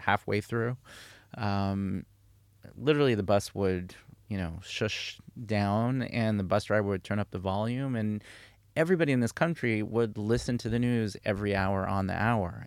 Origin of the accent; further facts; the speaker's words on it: Karnei Shomron, Judea and Samaria, Israel; moved away as an adult; also born or lived in United States; I grew up in the Chumron, um, in Samaria